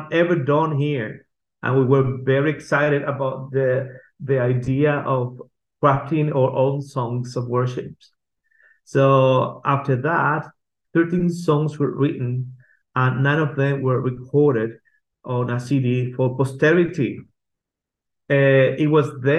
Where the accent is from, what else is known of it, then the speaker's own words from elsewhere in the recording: Venezuela; English is a second language; moved away as an adult; now in Basque Country, Spain; I am originally from Venezuela, but I have been serving God in Spain for the last 13 years with my family in the Basque Country